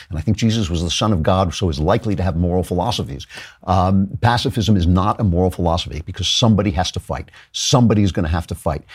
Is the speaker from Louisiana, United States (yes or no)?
no; New York, United States; I'm from New York